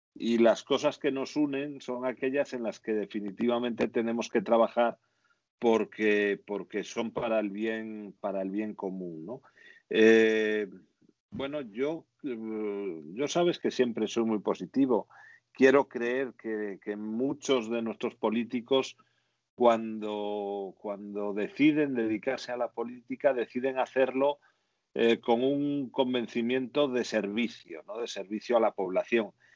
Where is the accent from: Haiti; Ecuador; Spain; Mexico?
Spain